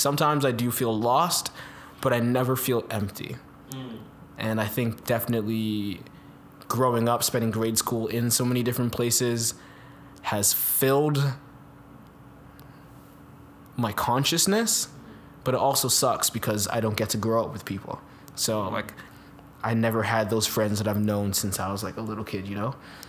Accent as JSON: {"language": "English", "country": "Jamaica", "tie": "born or raised there", "said": "Yeah, then growing up in Jamaica, it's just like a lot more physical and emotional place in a sense."}